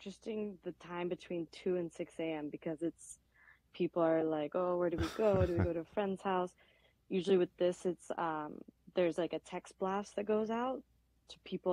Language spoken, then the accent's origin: English; Florida, United States; moved away as an adult; also born or lived in San Francisco; now in Miami, United States; I grew up in Florida, but now I'm back and forth between Florida and here in San Francisco.